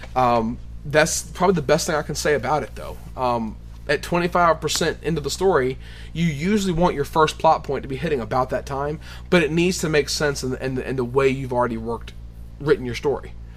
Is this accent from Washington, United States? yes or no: no; Appomattox, Virginia, United States; my hometown or our hometown actually of yeah. Appomattox, Virginia